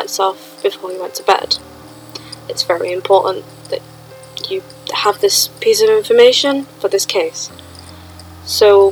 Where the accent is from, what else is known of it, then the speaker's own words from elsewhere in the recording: Sheffield, Yorkshire and the Humber, United Kingdom; I grew up about a 10-minute walk from where this happened.